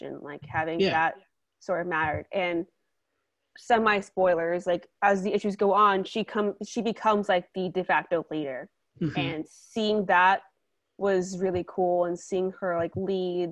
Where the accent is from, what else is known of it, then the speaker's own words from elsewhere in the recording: United States; I'm Asian American